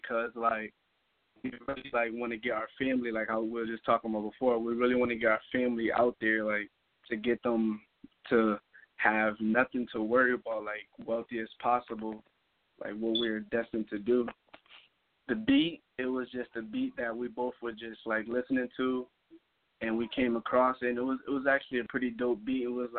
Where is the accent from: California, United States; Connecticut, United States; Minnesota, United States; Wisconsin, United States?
Connecticut, United States; Hartford; Hartford, Connecticut.